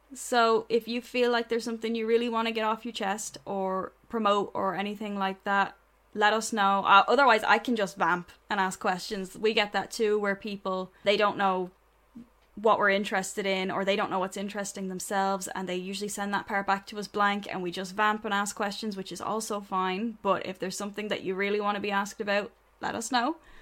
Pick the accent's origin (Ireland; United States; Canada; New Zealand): Ireland; we're Irish